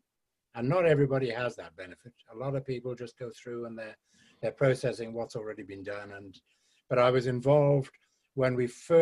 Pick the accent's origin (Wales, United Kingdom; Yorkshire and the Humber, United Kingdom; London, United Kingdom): Wales, United Kingdom; West; I was brought up in West Wales by the sea